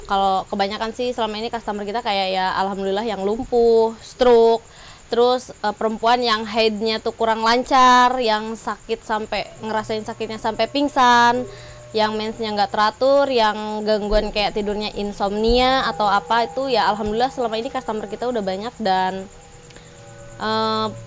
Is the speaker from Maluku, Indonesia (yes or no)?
no; Bekasi, West Java, Indonesia; gue dari Bekasi.